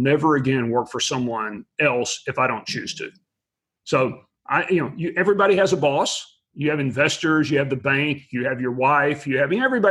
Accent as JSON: {"language": "English", "town": "Abilene", "region": "Texas", "country": "United States", "tie": "born or raised there", "said": "I was born and raised in West Texas in a small town called Abilene"}